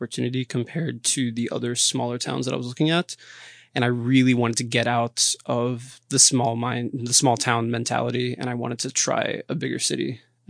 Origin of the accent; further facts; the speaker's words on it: Philadelphia, Pennsylvania, United States; also born or lived in Brazil; now in Washington, United States; So I was born in Brazil and I lived there for about 2 years. I moved to Philadelphia with my family and then I came to DC for college about 6 years ago.